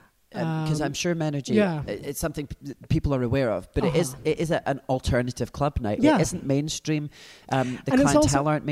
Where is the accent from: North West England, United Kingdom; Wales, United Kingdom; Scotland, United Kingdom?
Scotland, United Kingdom; Glasgow; moved away as an adult; now in London, United Kingdom; I am indeed local from Glasgow. But living in London